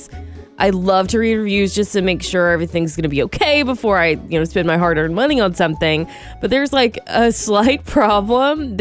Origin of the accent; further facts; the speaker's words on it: Georgia, United States; now in Sonoma County, United States; back in Georgia.